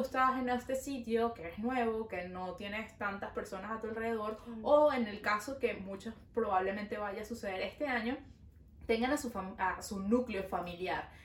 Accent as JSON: {"language": "Spanish", "country": "Venezuela", "moved": "yes", "lives_now": "Montreal, Canada"}